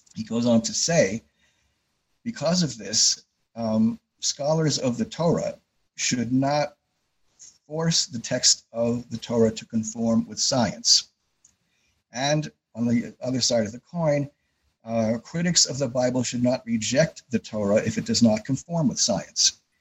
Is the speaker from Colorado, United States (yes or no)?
no; Yonkers, New York, United States; moved away as an adult; now in Rochester, United States; I grew up in Yonkers, New York, so just north of New York City.